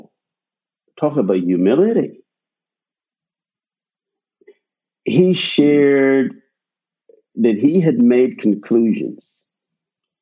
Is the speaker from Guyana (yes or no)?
yes; Guyana; also born or lived in Michigan / New Jersey; now in Florida, United States; I grew up in Guyana, South America, and it's tropical